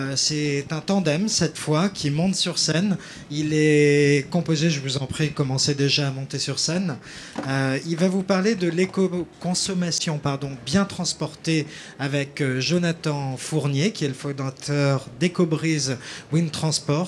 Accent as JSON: {"language": "French", "town": "Brest", "region": "Brittany", "country": "France", "tie": "born or raised there", "said": "je suis né à Brest"}